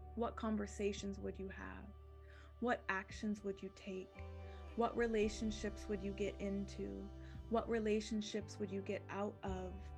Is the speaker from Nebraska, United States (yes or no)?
no; Arizona, United States; moved away; also born or lived in California; I grew up in Arizona